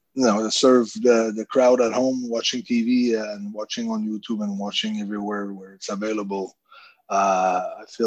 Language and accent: English; Canada; I'm from Canada